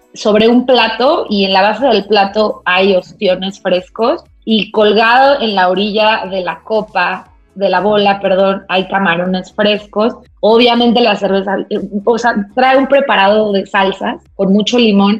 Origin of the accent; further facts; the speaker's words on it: Toluca, State of Mexico, Mexico; now in Mexico City, Mexico; Yo, yo no soy de aquí, yo soy de Toluca